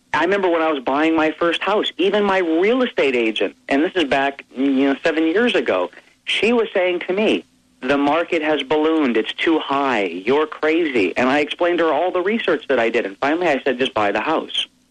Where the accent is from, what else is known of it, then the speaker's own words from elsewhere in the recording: Hawaii, United States; I grew up in Hawaii